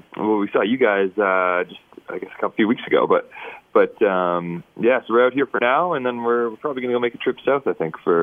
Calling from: Edmonton, Alberta, Canada; Right now, I'm calling from Edmonton.

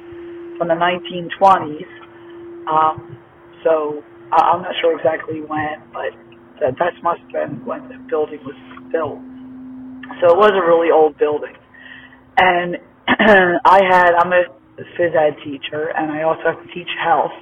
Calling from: Pennsylvania, United States; I'm calling from Smith Meeting, PA

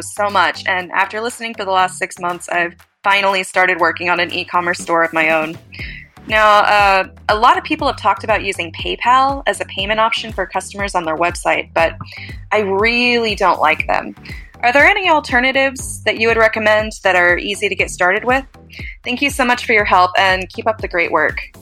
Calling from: Encinitas, California, United States; I'm calling in from Encinitas, California

